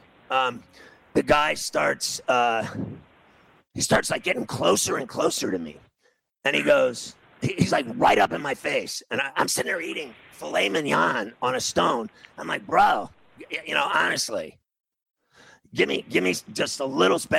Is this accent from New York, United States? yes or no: yes; New York City, New York, United States; I'm from New York City